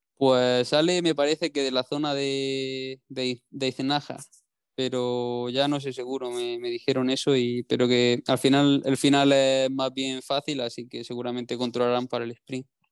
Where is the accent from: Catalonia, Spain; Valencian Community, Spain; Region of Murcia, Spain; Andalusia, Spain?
Andalusia, Spain; Granada; todo lo que sea zona de Granada, como es pues, mi tierra